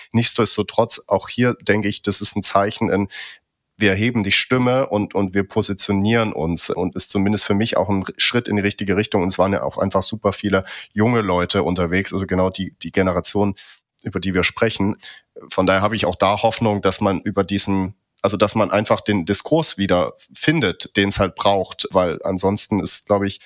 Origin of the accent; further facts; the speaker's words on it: Dresden, Saxony, Germany; war ich noch in meiner Heimatstadt Dresden, bin dann weggegangen und bin dann irgendwie viele Jahre später wiedergekommen